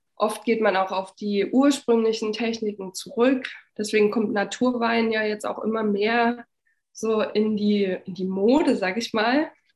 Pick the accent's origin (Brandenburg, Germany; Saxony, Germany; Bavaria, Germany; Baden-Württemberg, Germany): Brandenburg, Germany; Frankfurt; moved away as an adult; now in Berlin, Germany; Ich komme aus Frankfurt-Oder, aus dem Osten von Deutschland und bin auch in der damaligen DDR noch geboren